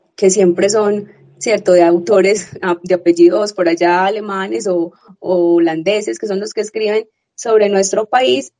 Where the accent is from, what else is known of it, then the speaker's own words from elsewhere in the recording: Medellín, Antioquia, Colombia; he, nacido y he vivido aquí